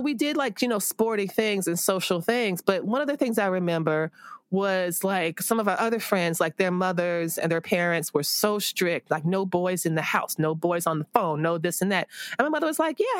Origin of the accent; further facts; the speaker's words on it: South Florida, United States; I grew up in South Florida